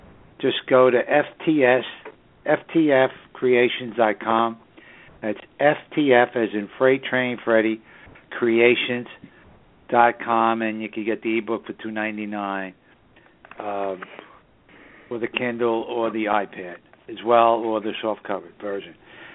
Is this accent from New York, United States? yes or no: yes; New York City, New York, United States; just the northern suburbs of good old New York City, my hometown.